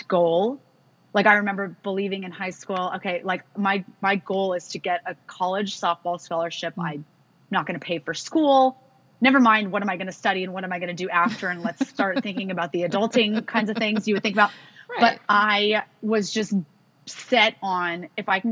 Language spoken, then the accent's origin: English; California, United States; growing up in California affords you the chance to be outside a lot